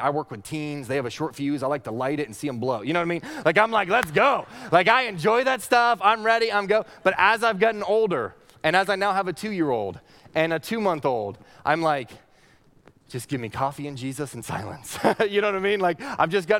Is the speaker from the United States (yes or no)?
yes; Northeast Kingdom of Vermont, United States; When I was a kid, I grew up in the Northeast Kingdom of Vermont